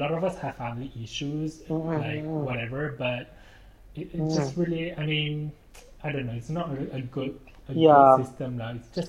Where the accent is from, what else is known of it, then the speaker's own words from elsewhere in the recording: Malaysia; we are Malaysian